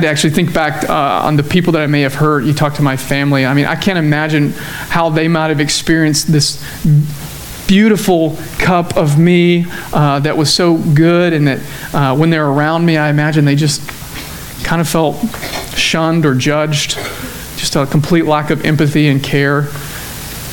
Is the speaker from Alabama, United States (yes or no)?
yes; Cullman, Alabama, United States; moved away as an adult; also born or lived in Dallas, Texas; now in Tyler, United States; growing up in Cullman, Alabama, where chickens are the economy